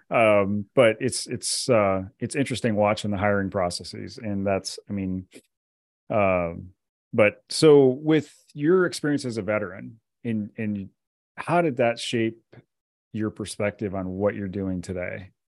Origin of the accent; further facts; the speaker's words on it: South Dakota, United States; I grew up in South Dakota